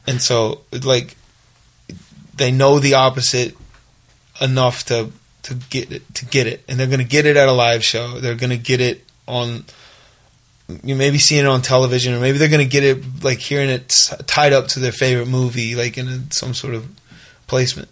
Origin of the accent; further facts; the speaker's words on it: Little Rock, Arkansas, United States; also born or lived in Los Angeles, United States; now in Nashville, United States; Rock where I grew up